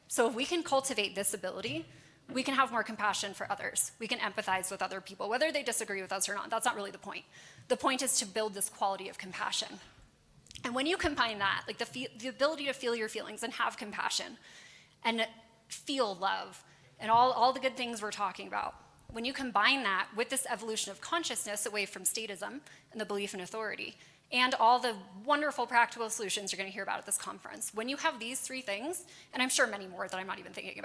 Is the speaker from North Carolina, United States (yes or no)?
no; Los Angeles, California, United States; I'm from Los Angeles